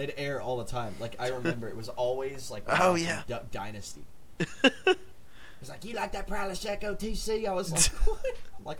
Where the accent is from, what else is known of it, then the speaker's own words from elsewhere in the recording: Texas, United States; as a Texan, I have to say beans don't